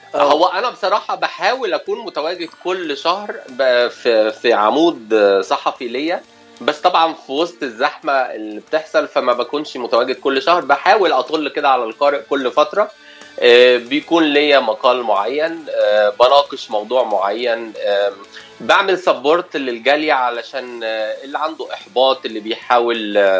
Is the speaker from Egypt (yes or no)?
yes; Cairo, Cairo Governorate, Egypt; moved away as an adult; now in Los Angeles, United States; انا من القاهره حي اسمه شبرا بقالي في امريكا كاليفورنيا عشر سنوات